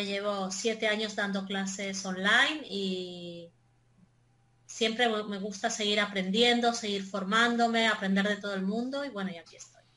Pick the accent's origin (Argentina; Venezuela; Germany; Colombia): Argentina; also born or lived in Madrid; now in Israel; soy argentina, pero he vivido la mitad de mi vida en Madrid, la mitad no, un tercio, y ahora vivo en Israel hace 20 eh, años.